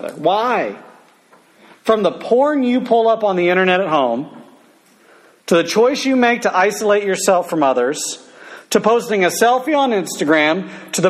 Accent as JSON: {"language": "English", "country": "United States", "tie": "born or raised there", "said": "I grew up in America, land of the free, home of the brave, and the fried chicken"}